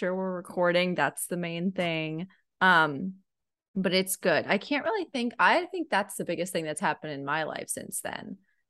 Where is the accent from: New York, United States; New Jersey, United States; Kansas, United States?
New Jersey, United States; also born or lived in Connecticut; now in South Carolina, United States; I'm mean because I grew up in New Jersey, the Mid-Atlantic. But now I'm gonna be a New England girl